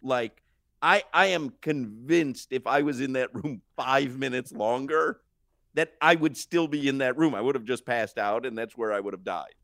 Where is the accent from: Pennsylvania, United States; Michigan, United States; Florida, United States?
Florida, United States; Miami; when you tell them Florida or Miami